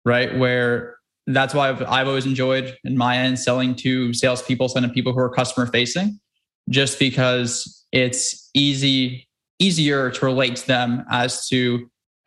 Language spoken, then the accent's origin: English; New York, United States; growing up in New York